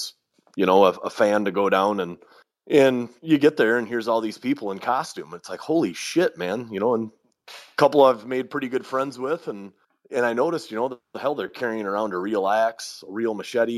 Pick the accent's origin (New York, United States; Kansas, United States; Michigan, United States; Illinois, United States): Michigan, United States; Kalamazoo; Kalamazoo, Michigan, which is my hometown